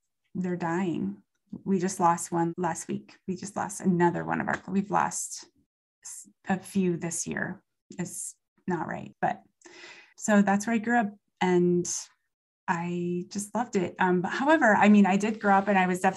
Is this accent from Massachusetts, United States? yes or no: no; Wolf Point, Montana, United States; it was Mayberry when I was growing up in Wolf Point